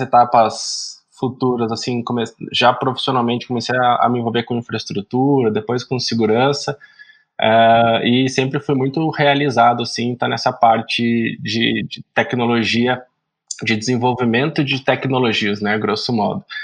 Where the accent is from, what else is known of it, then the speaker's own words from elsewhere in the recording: Araraquara, São Paulo, Brazil; also born or lived in Paraná; sou do interior de São Paulo, da senhora Araraquara